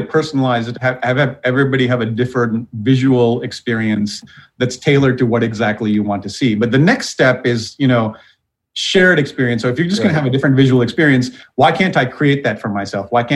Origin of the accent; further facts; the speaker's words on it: Sri Lanka; moved away; also born or lived in Wausau, Wisconsin; I grew up in Sri Lanka